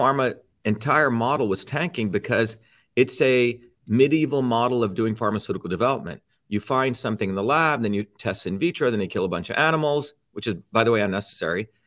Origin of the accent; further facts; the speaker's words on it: New Jersey, United States; also born or lived in India; when I came to the United States in nineteen seventy, I settled in New Jersey, came here when I was seven, and by the time I was fourteen, um, not only did I like sports growing up in Jersey